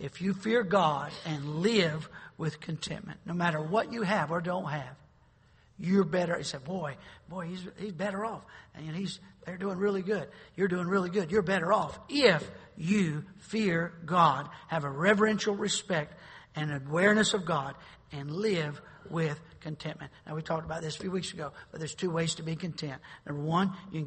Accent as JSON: {"language": "English", "region": "North Carolina", "country": "United States", "tie": "born or raised there", "said": "I grew up in North Carolina"}